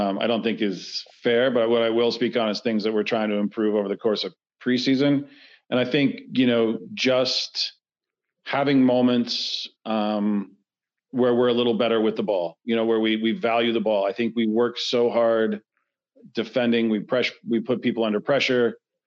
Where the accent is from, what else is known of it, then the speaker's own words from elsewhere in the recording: Dallas, Texas, United States; I'm from Dallas, so I root for all the Dallas teams